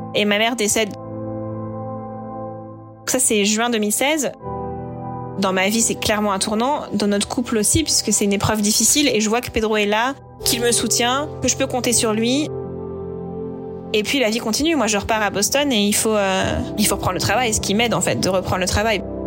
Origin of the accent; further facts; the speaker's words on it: Normandy, France; il sait que je suis normande